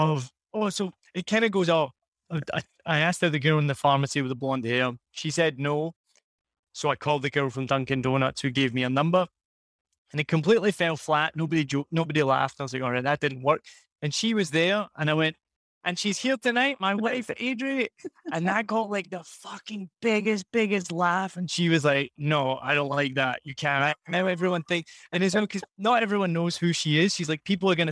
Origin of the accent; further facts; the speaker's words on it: Scotland, United Kingdom; accent: Scottish; moved away as an adult; also born or lived in Rhode Island, United States; I lived here 4 years. I'm from Scotland